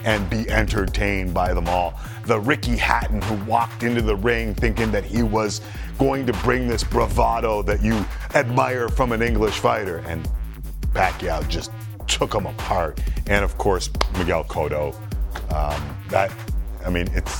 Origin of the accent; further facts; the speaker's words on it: Toronto, Ontario, Canada; Growing up in Scarborough and going to Catholic school, you grew up around a lot of Filipino dudes